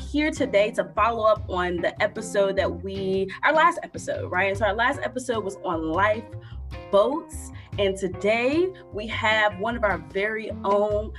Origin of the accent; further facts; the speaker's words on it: Southern Virginia, United States; moved away; also born or lived in North Carolina; I'm from Southern Virginia. I'm born and a little bit raised in North Carolina